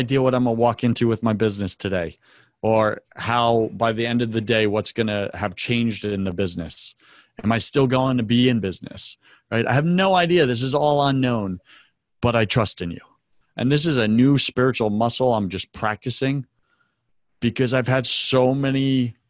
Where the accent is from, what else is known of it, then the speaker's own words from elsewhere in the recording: United States; our very right to worship could be taken from us as an American people